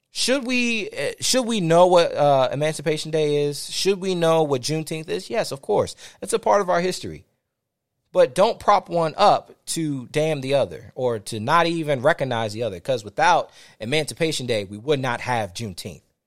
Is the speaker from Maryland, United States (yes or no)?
yes; Fort Washington, Maryland, United States; I grew up in Fort Washington, Maryland, between D C and Fort Washington, Maryland